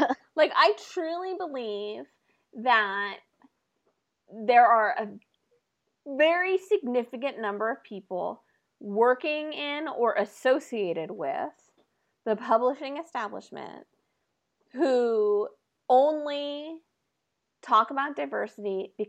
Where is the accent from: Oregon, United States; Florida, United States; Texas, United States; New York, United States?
Oregon, United States; I grew up in Oregon.